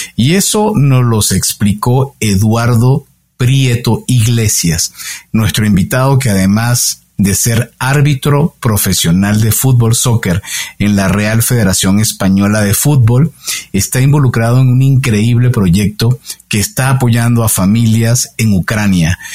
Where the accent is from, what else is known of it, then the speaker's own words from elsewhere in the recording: Venezuela; como buen venezolano, donde de donde vengo, lo que más se practica es el béisbol